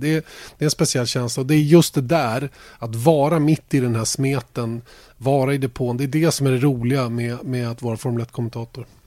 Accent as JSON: {"language": "Swedish", "country": "Sweden", "said": "Vi är ju svenskar"}